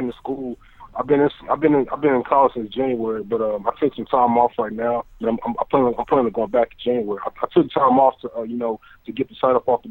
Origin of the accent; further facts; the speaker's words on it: Texas, United States; now in California, United States; I'm actually in California. I'm from Texas